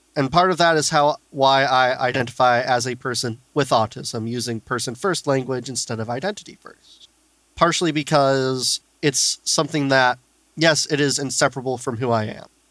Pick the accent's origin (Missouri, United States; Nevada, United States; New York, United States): Missouri, United States; St. Louis; I grew up in St. Louis and they have the wonderful special school district